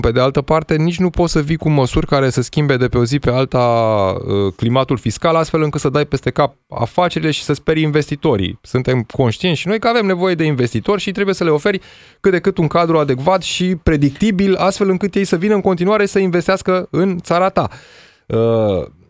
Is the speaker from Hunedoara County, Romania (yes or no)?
yes; Petroșani, Hunedoara County, Romania; din orașul natal, din Petroșani